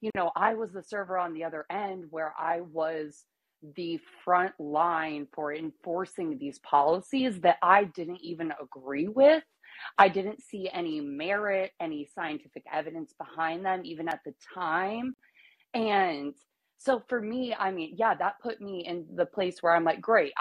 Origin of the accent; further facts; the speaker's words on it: Iowa, United States; moved away as an adult; now in Tennessee, United States; I'm in Tennessee now. I've been here for 5 years, but I grew up in Iowa